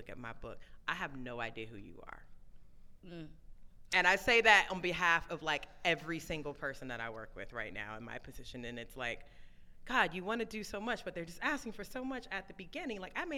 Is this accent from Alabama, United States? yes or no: no; Brooklyn, New York, United States; I'm from Brooklyn, y'all from Harlem